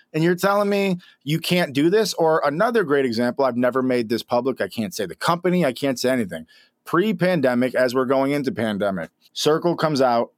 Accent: Rochester, New York, United States; moved away as an adult; also born or lived in Los Angeles; I'm a kid from Rochester, New York

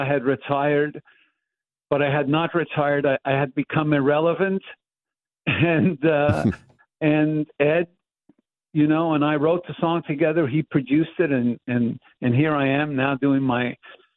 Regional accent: Montreal, Quebec, Canada; growing up in Montreal, in the tenements of Montreal

